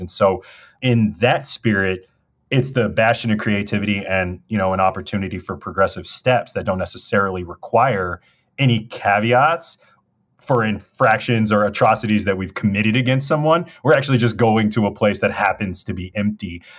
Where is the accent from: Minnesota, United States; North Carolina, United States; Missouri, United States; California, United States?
California, United States; Los Angeles; I'm a kid from South Central L A. We grew up with nothing